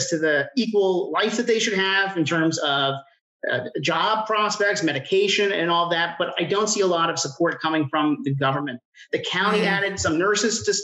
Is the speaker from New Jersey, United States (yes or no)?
yes; New Jersey, United States; moved away as an adult; now in Atlanta, United States; I'm originally from New Jersey. I'm a Jersey boy. I came down here for school.